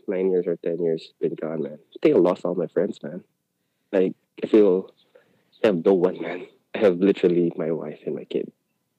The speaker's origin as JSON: {"language": "English", "town": "Manila", "region": "Metro Manila", "country": "Philippines", "tie": "born or raised there", "also_born_or_lived": "Singapore", "moved": "as an adult", "lives_now": "Manila, Philippines", "said": "I grew up here in Manila, but technically I moved out of the country when I was 21."}